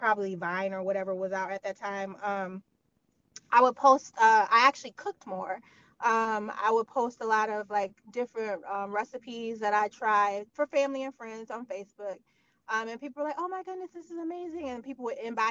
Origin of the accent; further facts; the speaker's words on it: Michigan, United States; also born or lived in New Rochelle, New York; now in New York, United States; I'm from Michigan